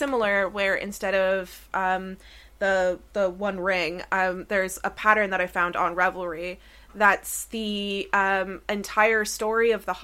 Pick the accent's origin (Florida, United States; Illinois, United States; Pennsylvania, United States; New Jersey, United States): Florida, United States; Orange Park; moved away; I grew up in Orange Park, Florida, which did not have like loads of coffee shops in the way that the UK does.